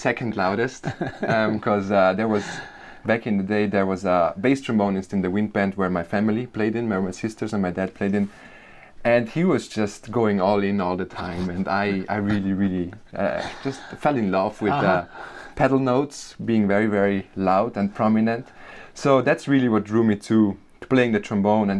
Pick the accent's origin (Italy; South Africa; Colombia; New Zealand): Italy; Bolzano, Trentino-Alto Adige; accent: Germanic; English is a second language; moved away as an adult; also born or lived in New York; I grew up in Bolzano, Italy